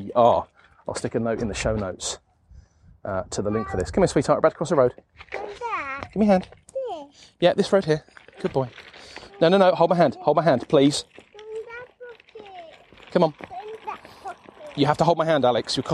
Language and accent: English; southern England, United Kingdom; now in South Yorkshire, United Kingdom; I'm not a South Yorkshire native. I'm actually from the south of the UK, you know. I'm from southern England